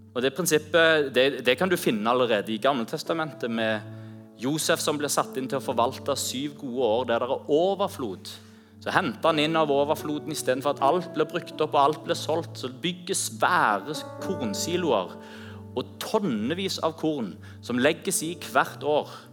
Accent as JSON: {"language": "Norwegian", "country": "Norway", "said": "vi er fra Norge"}